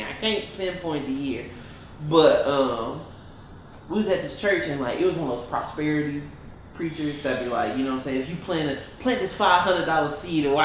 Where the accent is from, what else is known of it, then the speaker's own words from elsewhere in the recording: Detroit, Michigan, United States; I'm from Detroit, Michigan